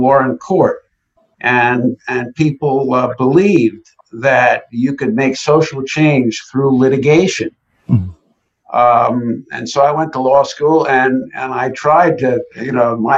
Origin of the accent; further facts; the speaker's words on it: Long Island, New York, United States; also born or lived in Chicago; I grew up on Long Island